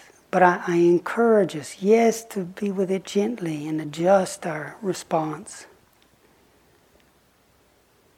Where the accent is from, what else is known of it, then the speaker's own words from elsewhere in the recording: the Bible Belt, United States; moved away as an adult; also born or lived in Oxford; I grew up in the Bible Belt